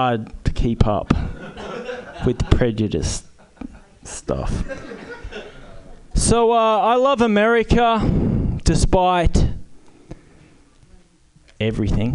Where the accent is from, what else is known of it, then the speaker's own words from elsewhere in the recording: Berkeley, California, United States; now in Oakland, United States; I'm from Berkeley